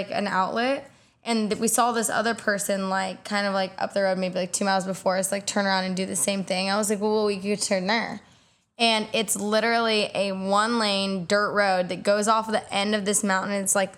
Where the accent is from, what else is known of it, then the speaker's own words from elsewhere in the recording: Indiana, United States; Middle of nowhere, Indiana. My driveway is 5/8 of a mile long.